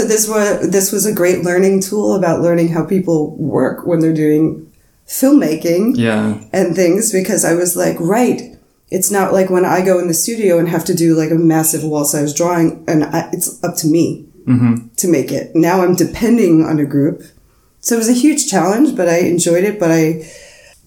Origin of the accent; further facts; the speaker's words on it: New York City, New York, United States; moved away as an adult; now in Berlin, Germany; where I'm from in Queens